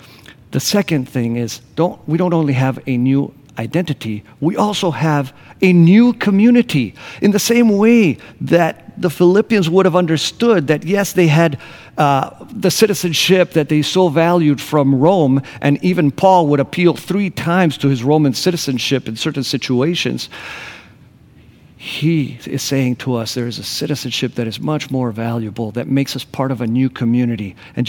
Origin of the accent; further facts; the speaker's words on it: Argentina; also born or lived in Grand Rapids, Michigan, United States / Costa Rica / Buenos Aires, Argentina; I was born in Grand Rapids, Michigan, but when I was one, my parents moved to Costa Rica. We were there for a year while they learned Spanish. And then we moved to the Patagonia in Argentina.